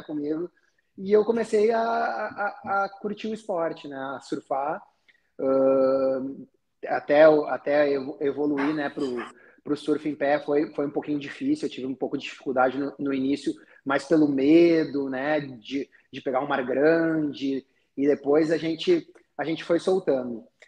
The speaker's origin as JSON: {"language": "Portuguese", "town": "Taquara", "region": "Rio Grande do Sul", "country": "Brazil", "moved": "as an adult", "lives_now": "Rio de Janeiro, Brazil", "said": "eu sou gaúcho, sou de uma cidade do interior do Rio Grande do Sul, Taquara"}